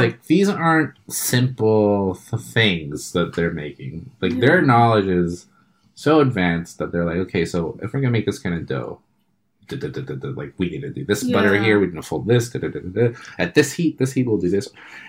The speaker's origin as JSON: {"language": "English", "region": "New York", "country": "United States", "tie": "born or raised there", "said": "they're in New York and, like, that's my hometown."}